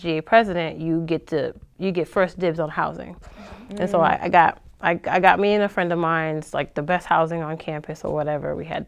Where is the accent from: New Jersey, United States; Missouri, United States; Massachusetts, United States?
Massachusetts, United States; Boston; I was from the Boston area